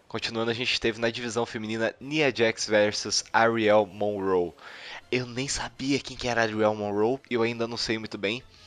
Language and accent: Portuguese; Brazil; eu sou brasileiro